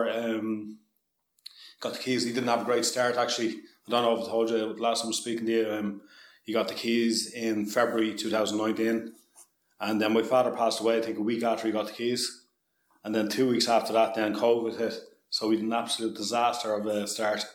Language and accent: English; Balbriggan, Leinster, Ireland; I'm from Balbriggan originally